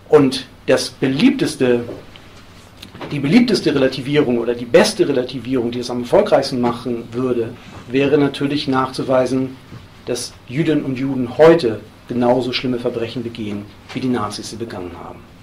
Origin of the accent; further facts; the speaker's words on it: Hamburg, Germany; in Hamburg, wo ich herkomme